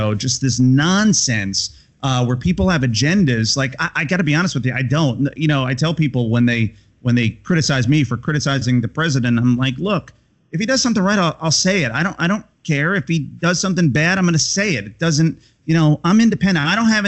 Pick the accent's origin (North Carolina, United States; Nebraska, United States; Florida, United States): Florida, United States; Tampa; moved away as an adult; also born or lived in Connecticut / Chicago; I moved back to my hometown here in Tampa Bay